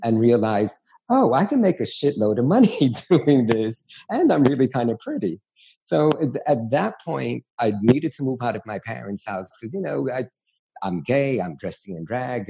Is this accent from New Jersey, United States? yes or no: no; New York City, New York, United States; growing up in New York City